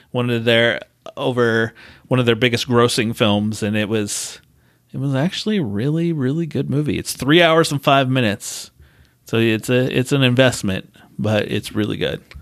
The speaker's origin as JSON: {"language": "English", "country": "United Kingdom", "said": "you lost me I'm British."}